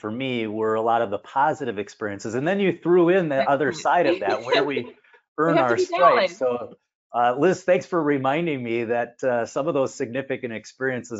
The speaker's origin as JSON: {"language": "English", "town": "Minneapolis", "region": "Minnesota", "country": "United States", "said": "I'm from the Minneapolis-St. Paul area. I've spent most of my life in this area."}